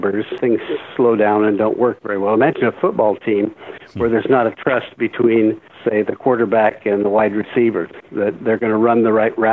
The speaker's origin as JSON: {"language": "English", "region": "Michigan", "country": "United States", "tie": "born or raised there", "also_born_or_lived": "Iowa", "said": "I was born in Iowa, grew up in Michigan"}